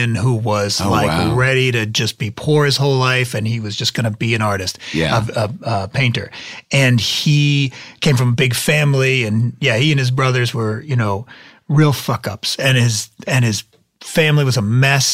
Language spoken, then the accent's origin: English; Boston, Massachusetts, United States; moved away as an adult; also born or lived in New York; Born in New York, then mostly raised in the Boston area